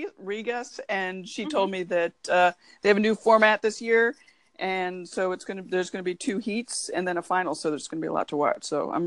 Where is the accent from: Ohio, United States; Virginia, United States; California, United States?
Ohio, United States; Cleveland; my hometown of Cleveland